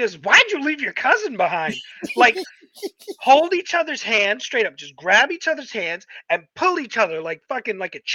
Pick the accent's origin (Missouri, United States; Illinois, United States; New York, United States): New York, United States; when I grew up in New York